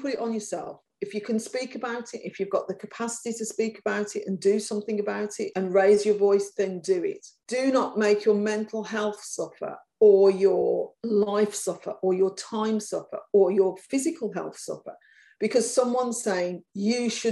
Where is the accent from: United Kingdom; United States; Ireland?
United Kingdom; Birmingham, West Midlands; accent: Brummy; I've got a Brummy accent and I come from Birmingham and I'm working class.